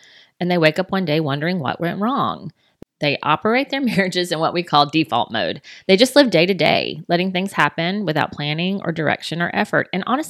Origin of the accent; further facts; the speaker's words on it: England, United Kingdom; We're both English people, Bonnie.